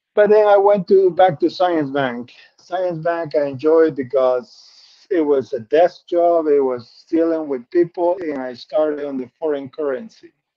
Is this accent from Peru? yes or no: yes; Peru; English is a second language; moved away as an adult; I'm originally from Peru